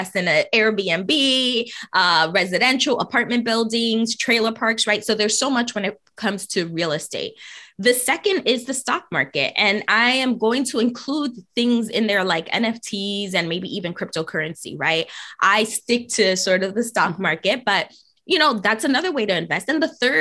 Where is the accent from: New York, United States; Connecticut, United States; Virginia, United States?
New York, United States; New York City; I grew up in the Bronx